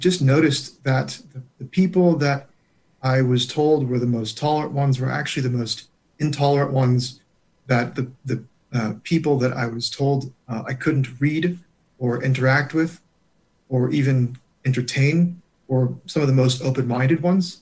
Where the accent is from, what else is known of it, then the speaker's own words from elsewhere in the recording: California, United States; moved away; I was born and raised in California